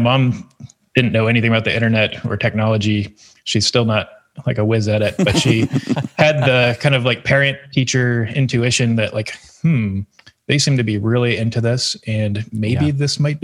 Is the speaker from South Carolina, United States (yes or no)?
yes; Greenville, South Carolina, United States; I grew up in Greenville, actually, and most of the time when I was growing up, it was not a destination city like it is now